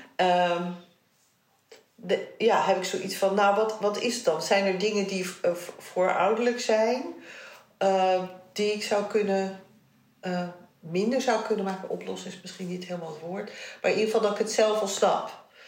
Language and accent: Dutch; Netherlands; want ik ben in Nederland geboren, mijn jongste broertje ook